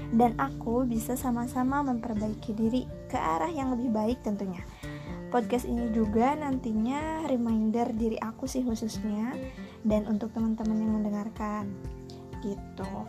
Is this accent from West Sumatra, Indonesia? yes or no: no; Cimahi, West Java, Indonesia; aku kelahiran 2000 di Bandung yang saat ini tempat kelahiranku dan tempat tinggalku ini sudah berpisah nama dan memiliki kota sendiri yaitu kota Cimahi.